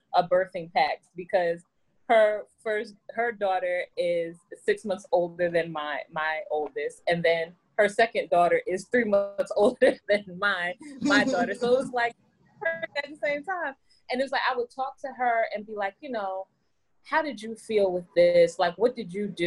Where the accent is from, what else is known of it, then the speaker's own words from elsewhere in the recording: New York City, New York, United States; now in New Jersey, United States; I am from Brooklyn, New York. Now I live in Jersey